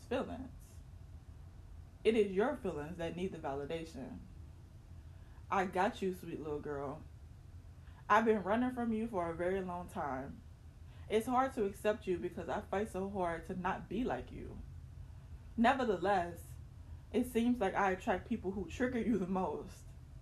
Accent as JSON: {"language": "English", "town": "Baton Rouge", "region": "Louisiana", "country": "United States", "tie": "born or raised there", "moved": "yes", "said": "I visited my hometown, Baton Rouge, Louisiana"}